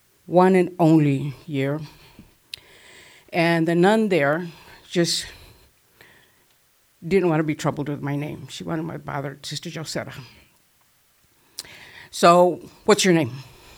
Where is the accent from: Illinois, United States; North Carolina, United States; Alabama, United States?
Illinois, United States; Chicago Heights; also born or lived in Cotulla, Texas; So I grew up in Chicago Heights, in a Tejano community surrounded by my people.